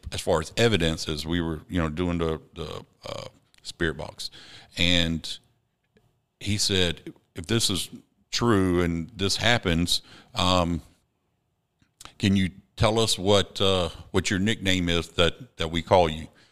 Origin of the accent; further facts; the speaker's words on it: Savannah, Georgia, United States; also born or lived in Columbia, South Carolina; I grew up in Windsor Forest, but in Georgetown